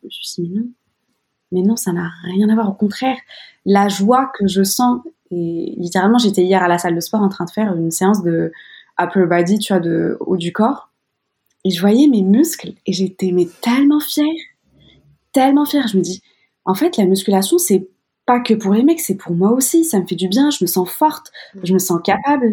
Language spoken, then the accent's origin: French; Morocco; j'ai grandi au Maroc